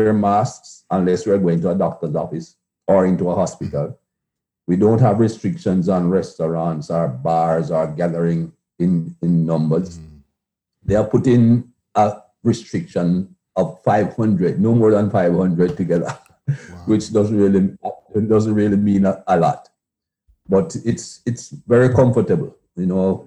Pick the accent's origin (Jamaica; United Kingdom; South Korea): Jamaica; growing up in Jamaica, it was fantastic.